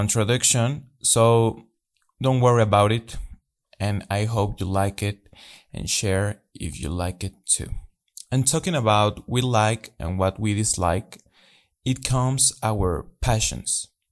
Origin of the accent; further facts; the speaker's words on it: Mexico; English is a second language; I'm from Mexico